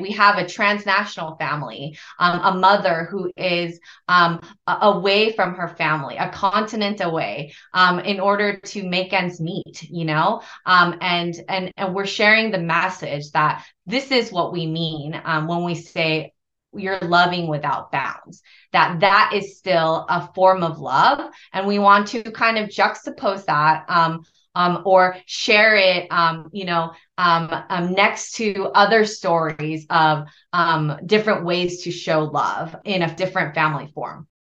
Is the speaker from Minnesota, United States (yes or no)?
no; Los Angeles, California, United States; I originally hail from the city of angels, which is Los Angeles. I grew up the eldest child of Korean immigrants.